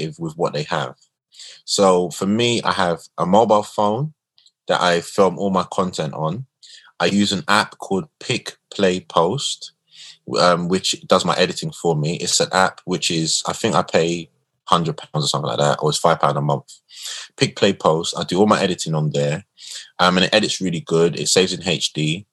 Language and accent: English; London, United Kingdom; Where I'm from Tottenham. I grew up in the worst of times, the Border Farm riots